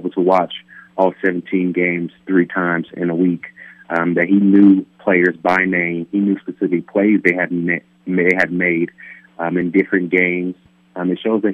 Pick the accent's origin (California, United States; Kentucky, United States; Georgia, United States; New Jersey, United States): California, United States; Palmdale; building homes back in my hometown of Palmdale, California.